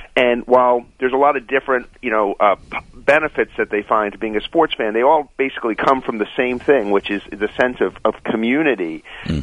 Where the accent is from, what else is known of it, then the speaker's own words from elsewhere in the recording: New York City, New York, United States; I grew up in Queens, in New York